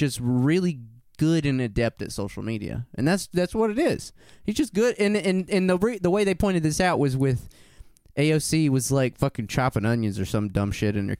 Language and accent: English; Texas, United States; I was born in Texas, lived there for 6 years in all.